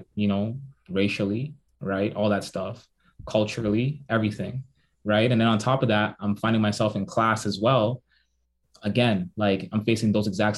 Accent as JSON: {"language": "English", "town": "Toronto", "region": "Ontario", "country": "Canada", "also_born_or_lived": "Waterloo, Ontario", "said": "I'm from Toronto, I'm from Jane and Finch"}